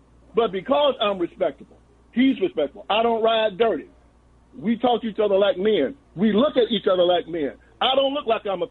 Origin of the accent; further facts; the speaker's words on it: West Tennessee, United States; I was raised in West Tennessee, 50 miles where Martin Luther King Jr. was killed